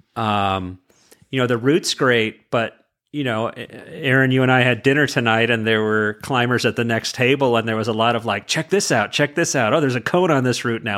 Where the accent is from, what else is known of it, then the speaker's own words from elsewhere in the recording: California, United States; I'm from California